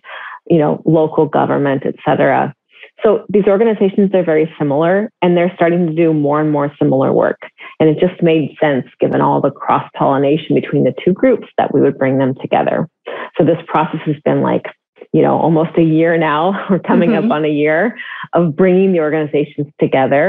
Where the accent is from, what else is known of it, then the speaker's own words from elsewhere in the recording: Northern California, United States; I'm from the Bay Area, from further north, but if you're from Northern California, you say you're from the Bay Area, that's what you do. And I lived, you know, most of my younger life in the Bay Area